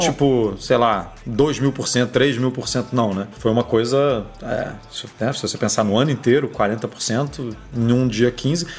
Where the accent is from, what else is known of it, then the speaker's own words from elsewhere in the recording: Rio de Janeiro, Brazil; E eu, quando morava no Horto, que eu passei minha infância inteira no Horto, eu morava muito próximo do Serpro, aqui no Rio de Janeiro